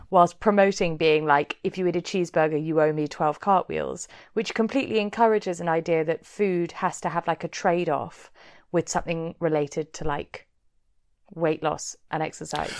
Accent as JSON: {"language": "English", "region": "London", "country": "United Kingdom", "said": "I'm from Chiswick"}